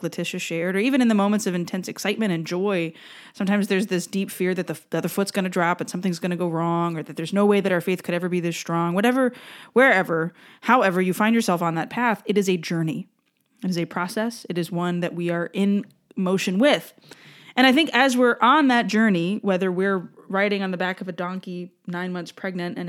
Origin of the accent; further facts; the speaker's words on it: Louisiana, United States; I live in Southwest Louisiana, a very Catholic area of the country. My home state has 7 dioceses